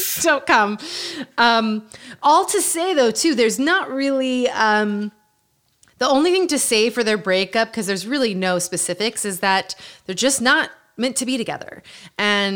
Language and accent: English; Utah, United States; Growing up in Utah.